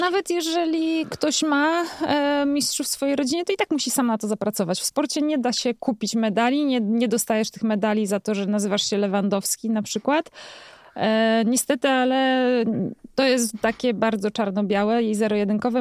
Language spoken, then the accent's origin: Polish; Jelenia Góra, Lower Silesian Voivodeship, Poland; Ja jestem taką dziewczyną z Jeleniej Góry, która lubi jeździć rowerami